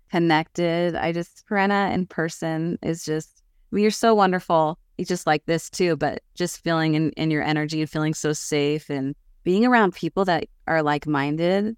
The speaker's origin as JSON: {"language": "English", "region": "Southern California", "country": "United States", "tie": "born or raised there", "said": "I grew up in Southern California where there was earthquakes"}